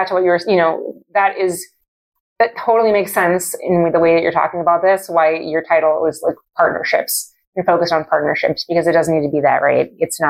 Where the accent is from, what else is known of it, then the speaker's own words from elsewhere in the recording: Minnesota, United States; because I'm a Minnesotan